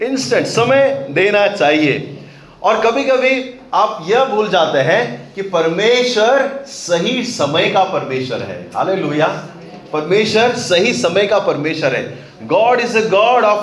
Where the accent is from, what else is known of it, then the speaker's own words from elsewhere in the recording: Candolim, Goa, India; you know Candolim मेरा गांव है मैं कह रहा प्रभु कांदोली में होता अच्छा है